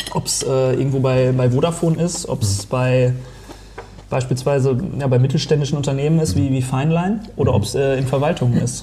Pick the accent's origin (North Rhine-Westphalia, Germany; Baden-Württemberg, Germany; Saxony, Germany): North Rhine-Westphalia, Germany; Detmold; also born or lived in Lemgo; now in Solingen, Germany; ich bin am, am Fuße des Hermannsdenkmals aufgewachsen.